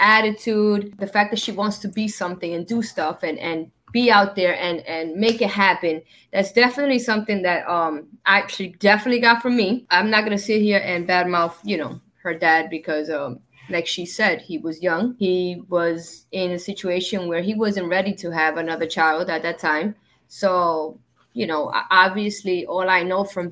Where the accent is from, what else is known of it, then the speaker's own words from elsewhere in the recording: New York City, New York, United States; moved away as an adult; now in South Florida, United States; I'm very light skinned and I'm from Brooklyn